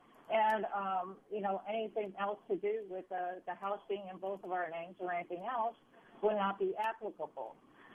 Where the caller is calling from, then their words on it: Sarasota, Florida, United States; I'm calling from Sarasota, Florida